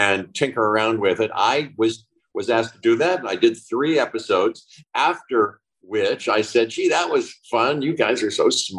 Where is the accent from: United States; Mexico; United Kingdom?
United States; Pittsburgh, Pennsylvania; moved away as an adult; I was born and grew up in Pittsburgh. I left there when I was 17, right after high school